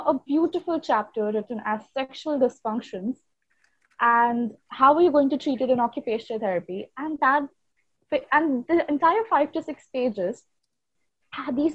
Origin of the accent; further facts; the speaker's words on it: Mumbai, Maharashtra, India; I was born and raised in Mumbai.